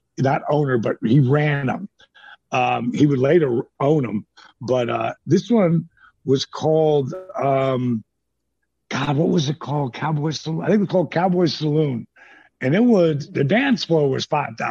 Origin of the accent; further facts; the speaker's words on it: New Jersey, United States; I'm from New Jersey.